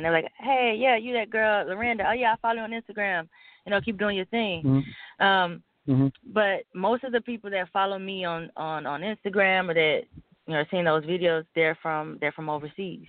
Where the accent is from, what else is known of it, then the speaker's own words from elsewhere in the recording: Jackson, Mississippi, United States; I'm from Jackson, Mississippi